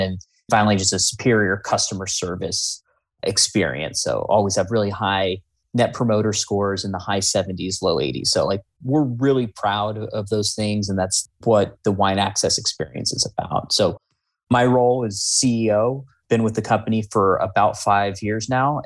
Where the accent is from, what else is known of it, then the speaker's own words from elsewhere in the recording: Bay Area, California, United States; growing up in the Bay Area